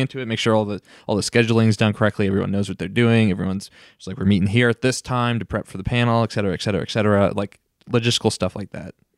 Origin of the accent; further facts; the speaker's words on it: Mid-Atlantic, United States; I'm from the Mid-Atlantic